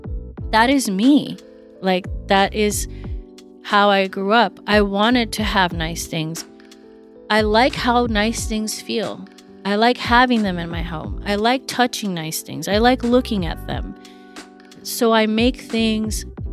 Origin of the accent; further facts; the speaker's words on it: Santa Barbara, California, United States; moved away as an adult; also born or lived in New York; Growing up in Santa Barbara and going to school at Parsons